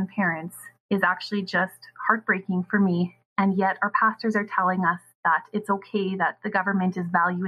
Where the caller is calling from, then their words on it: Manitoba, Canada; I'm sending this from Manitoba, Canada.